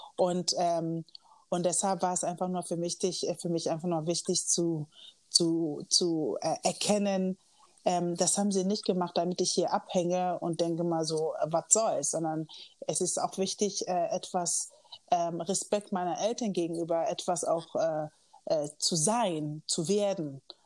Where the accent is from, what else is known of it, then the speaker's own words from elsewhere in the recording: Kiel, Schleswig-Holstein, Germany; moved away as an adult; also born or lived in Los Angeles; now in Hamburg, Germany; ich bin in Kiel aufgewachsen